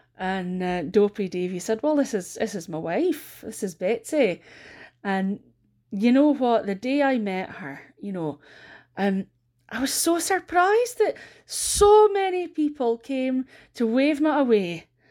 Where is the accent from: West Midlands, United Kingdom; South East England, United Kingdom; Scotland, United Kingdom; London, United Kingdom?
Scotland, United Kingdom; Aberdeen; I am a storyteller from Aberdeen in the northeast of Scotland